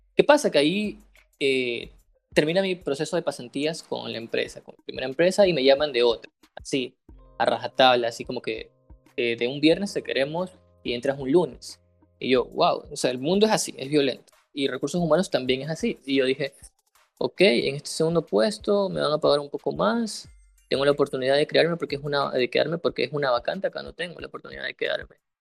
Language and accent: Spanish; Ecuador